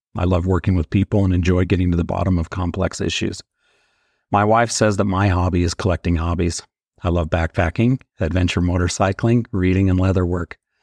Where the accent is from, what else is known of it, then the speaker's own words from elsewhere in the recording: Springville, Utah, United States; I was born and raised here in Springville